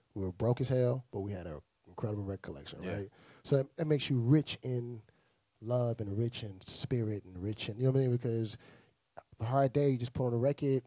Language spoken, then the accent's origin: English; Houston, Texas, United States; also born or lived in Miami, Florida; I'm originally from Miami, Florida, born there, from Bahamian descent. Um, raised in Houston, Texas, from Houston.